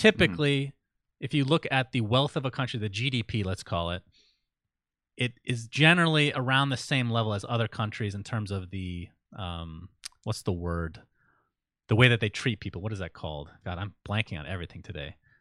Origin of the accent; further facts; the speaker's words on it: Saudi Arabia; moved away; I was born in Saudi Arabia, Sindarin. I, I know what it can be like over there. It's, it definitely has its challenges. It was kinda scary for me growing up to some degree